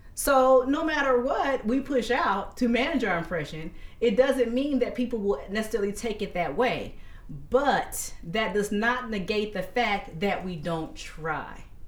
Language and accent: English; Dayton, Ohio, United States; we're from Dayton, Ohio